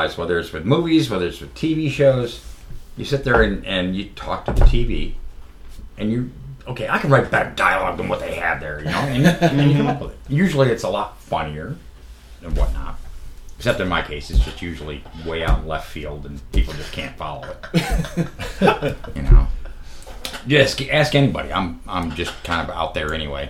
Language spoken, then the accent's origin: English; New York, United States; now in Columbus, United States; I'm from New York